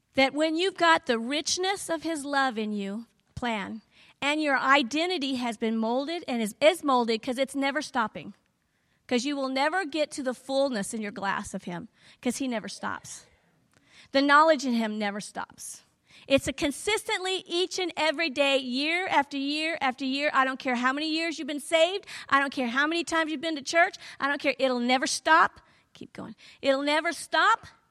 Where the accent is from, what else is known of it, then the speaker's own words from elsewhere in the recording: the South, United States; I'm from the South